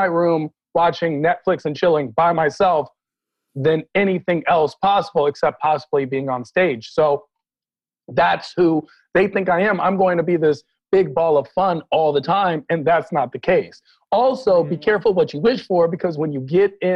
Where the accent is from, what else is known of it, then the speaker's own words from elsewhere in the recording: Washington, District of Columbia, United States; now in Los Angeles, United States; I'm from Washington, D.C. I am a D.C. native, born and raised